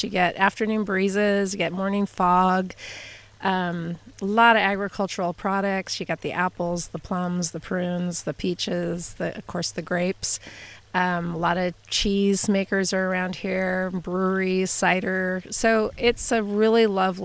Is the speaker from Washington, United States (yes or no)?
no; Eugene, Oregon, United States; moved away as an adult; also born or lived in Santa Rosa, California / St. Helena, California / Napa, California; now in Graton, United States; I grew up in Eugene, Oregon, which is a lovely community in itself